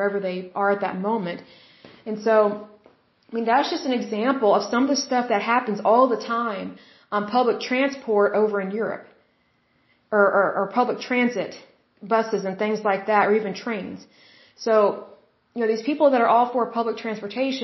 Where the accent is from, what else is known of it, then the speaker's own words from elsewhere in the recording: Oklahoma City, Oklahoma, United States; I'm from Oklahoma City, Oklahoma